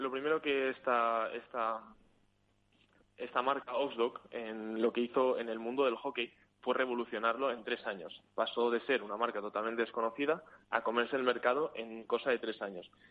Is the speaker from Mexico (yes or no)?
no; Spain; now in Sweden; yo soy de España